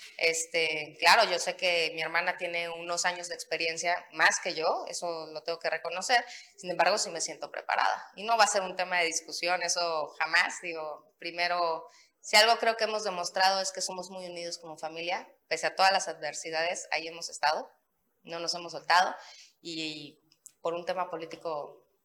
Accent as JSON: {"language": "Spanish", "town": "Playa del Carmen", "region": "Quintana Roo", "country": "Mexico", "tie": "born or raised there", "also_born_or_lived": "Benito Juárez (Cancún), Quintana Roo", "said": "Solidaridad es un municipio que me vio crecer, llegué a Solidaridad a los 8 años, este, entonces, nací en Quintana Roo, en Benito Juárez, pero me mudé a Solidaridad cuando tenía yo ocho años y ahí he hecho mi vida"}